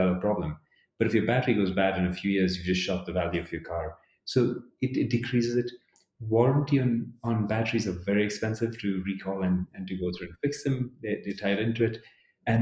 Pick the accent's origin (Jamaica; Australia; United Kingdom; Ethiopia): Ethiopia; Addis Ababa; also born or lived in Dubai, United Arab Emirates; now in United States; I was born in Addis